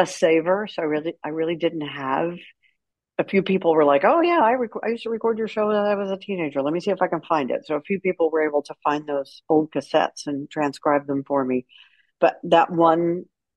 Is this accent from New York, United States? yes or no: no; Houston, Texas, United States; I left college, came back to Houston, and spent my entire radio career in my hometown